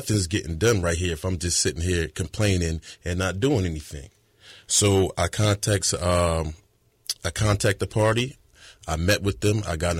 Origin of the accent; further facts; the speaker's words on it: New Jersey, United States; moved away as an adult; now in Dillon, United States; I'm originally from New Jersey. I've been in South Carolina and Dillon for about 4 years now. My dad's family is born and raised in Dillon County, so that is my roots.